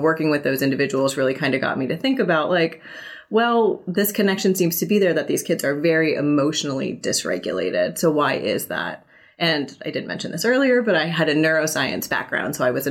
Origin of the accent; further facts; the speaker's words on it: Northeast Pennsylvania, United States; moved away as an adult; also born or lived in California; now in Illinois, United States; I was born in Northeast Pennsylvania